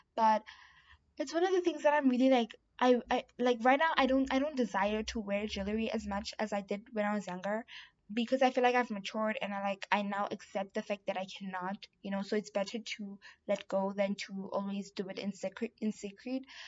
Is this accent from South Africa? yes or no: yes; South Africa; I'm South African